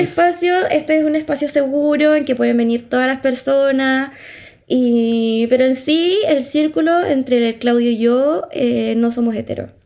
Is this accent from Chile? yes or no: yes; Chile; nosotros somos residentes de Chile